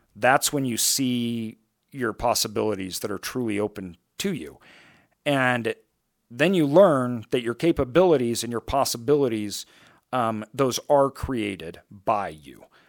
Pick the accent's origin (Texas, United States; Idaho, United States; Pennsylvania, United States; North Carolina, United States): Idaho, United States; I grew up in Idaho